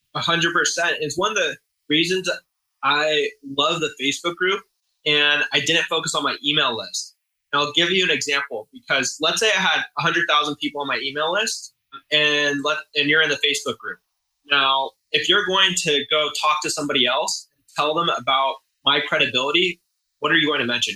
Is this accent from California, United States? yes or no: yes; San Diego, California, United States; san diego my hometown